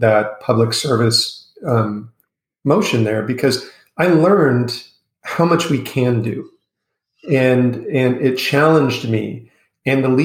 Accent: United States; accent: American; moved away as an adult; also born or lived in Asia / Europe; I grew up in the United States.

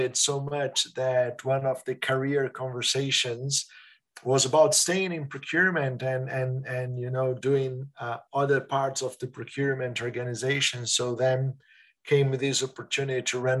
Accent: Brazil; moved away as an adult; also born or lived in Switzerland; now in Netherlands; family coming from Italy, growing up in Brazil, working in Switzerland, and now in Netherlands.

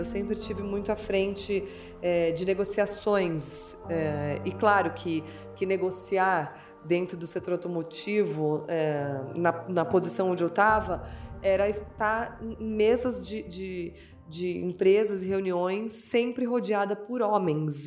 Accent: São Paulo, Brazil; eu nasci em São Paulo

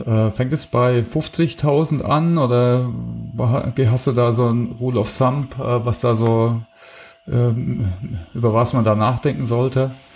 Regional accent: Heilbronn, Baden-Württemberg, Germany; moved away; ich habe äh, mein Abitur gemacht in Heilbronn. Also ich kenne die Stadt schon ein bisschen, ich komme aus der Ecke

